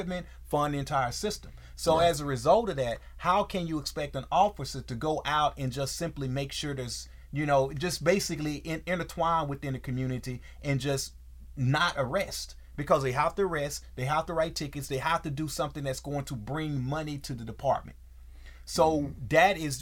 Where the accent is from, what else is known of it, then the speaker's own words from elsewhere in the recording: Texas, United States; in Texas, growing up in Texas, as a young man in Texas, we basically decided what clothes we were going to wear with our weapon